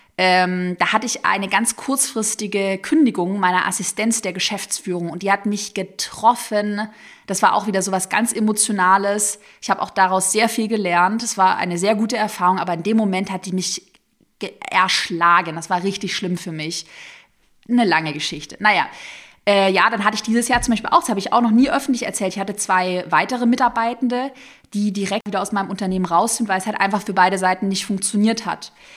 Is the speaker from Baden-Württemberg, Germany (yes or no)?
yes; Tübingen, Baden-Württemberg, Germany; also born or lived in Sigmaringen; Ich bin ja in Sigmaringen, falls es irgendjemandem was sagt, bin ich geboren und aufgewachsen in Tübingen